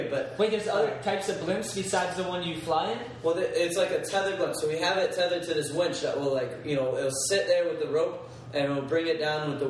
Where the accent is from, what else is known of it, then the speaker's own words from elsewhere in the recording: Atlanta, Georgia, United States; Everyone asks me when I tell them I'm from Atlanta.